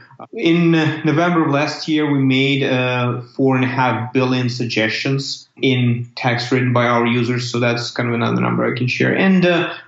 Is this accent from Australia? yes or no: no; Ukraine; moved away as an adult; also born or lived in Canada / United States; I'm originally from Ukraine, which is country in Europe